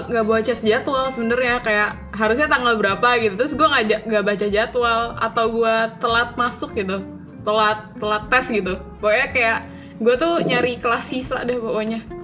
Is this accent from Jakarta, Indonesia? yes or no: yes; East Jakarta, Jakarta, Indonesia; moved away as an adult; now in Malaysia; gue asal Jakarta Timur dan gue sekarang ada di Malaysia untuk berkuliah